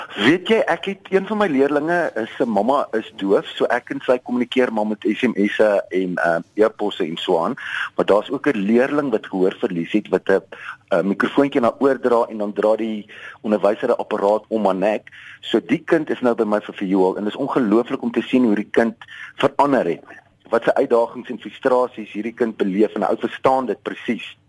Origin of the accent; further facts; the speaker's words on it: Wolmaransstad, North West, South Africa; now in Johannesburg, South Africa; ek is op Wommerandstad gebore in die Destydse Wes-Transvaal en ek het op 'n plaas groot geword